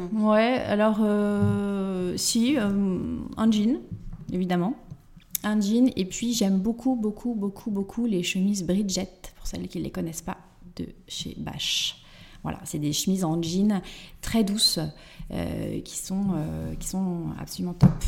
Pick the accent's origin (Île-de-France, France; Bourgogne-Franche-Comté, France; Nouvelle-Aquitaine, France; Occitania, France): Nouvelle-Aquitaine, France; Angoulême; moved away as an adult; also born or lived in Limoges; now in Paris, France; je suis originaire d'Angoulême